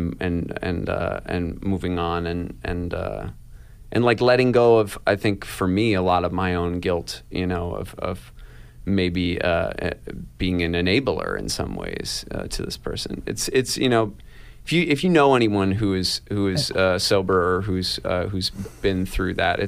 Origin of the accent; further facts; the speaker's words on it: Ithaca, New York, United States; also born or lived in Seattle, Washington; when Casey and I were really little and we moved from Seattle to Ithaca